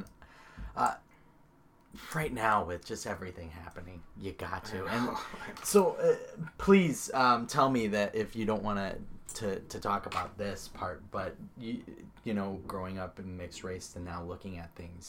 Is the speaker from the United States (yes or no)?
yes; Chicago, Illinois, United States; also born or lived in White Bear Lake, Minnesota; now in Sioux Falls, United States; I grew up in Chicago. I grew up in White Bear Lake. I grew up in the cities.